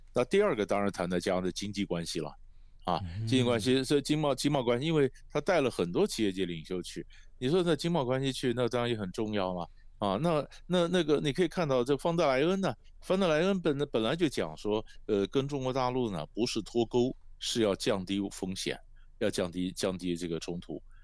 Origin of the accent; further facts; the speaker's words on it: Taiwan; 在台湾我，呃，我，我们看了以后觉得有点错乱